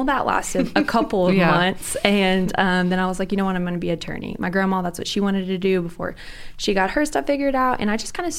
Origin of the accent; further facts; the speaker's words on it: Sulphur, Oklahoma, United States; I grew up in Sulphur, Oklahoma, which is towards the southern part